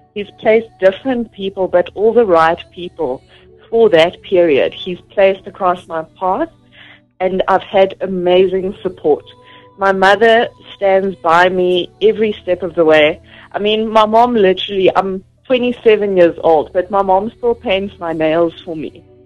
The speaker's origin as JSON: {"language": "English", "town": "Vereeniging", "region": "Gauteng", "country": "South Africa", "tie": "born or raised there", "lives_now": "Johannesburg, South Africa", "said": "I was born in Gauteng in uh, Vereniging. It's along the Vaal River, and that's where I was brought up."}